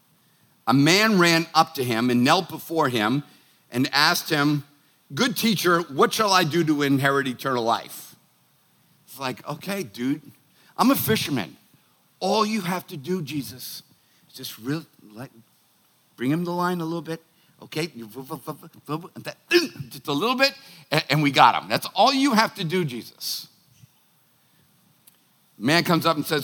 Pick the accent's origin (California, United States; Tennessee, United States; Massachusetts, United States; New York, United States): Massachusetts, United States; Boston; I'm a Irish, Italian, Bostonian